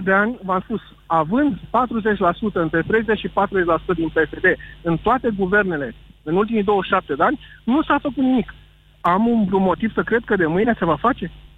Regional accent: Alexandria, Teleorman County, Romania; sunt din Alexandria

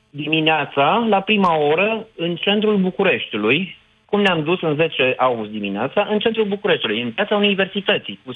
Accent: Romania; aș protesta pentru durerile noastre comune ca români.

